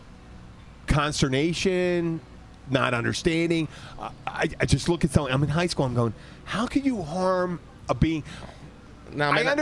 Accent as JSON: {"language": "English", "town": "Philadelphia", "region": "Pennsylvania", "country": "United States", "accent": "Philadelphia", "said": "my Philadelphia accent"}